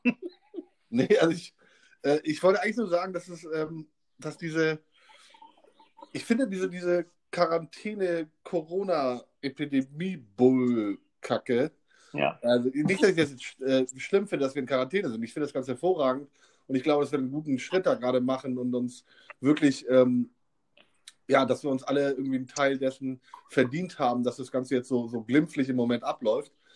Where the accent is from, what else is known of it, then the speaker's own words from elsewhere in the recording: Kassel, Hesse, Germany; now in Hamburg, Germany; Ich bin Kasseliner, Kasselaner, Kasseler